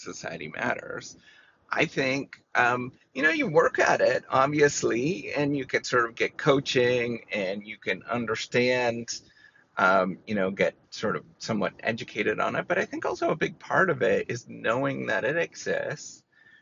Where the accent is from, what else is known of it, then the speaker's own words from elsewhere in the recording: Canada; Canada, my home country